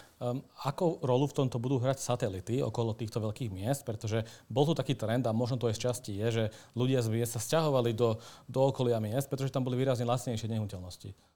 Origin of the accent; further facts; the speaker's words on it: Slovakia; A aký sme my Slováci